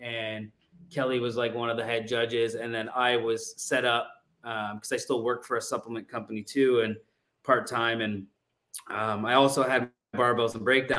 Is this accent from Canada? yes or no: yes; Canada; moved away; I'm Canadian.